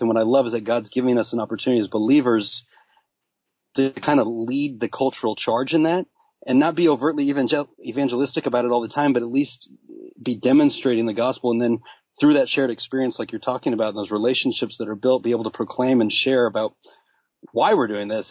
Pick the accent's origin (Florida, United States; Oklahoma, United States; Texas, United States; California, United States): Texas, United States; Dallas; I'm from Dallas, you know, buckle of the Bible Belt